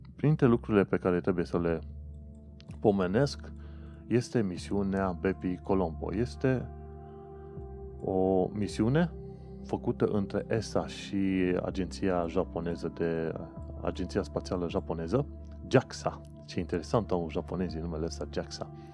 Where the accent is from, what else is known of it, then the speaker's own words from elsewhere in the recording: Brașov area, Brașov County, Romania; moved away as an adult; now in United Kingdom; ca român venit, de exemplu, din zona Brașovului